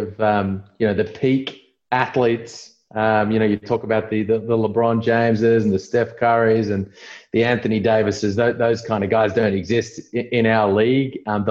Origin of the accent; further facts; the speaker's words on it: Melbourne, Victoria, Australia; I'm in Melbourne in Victoria, Australia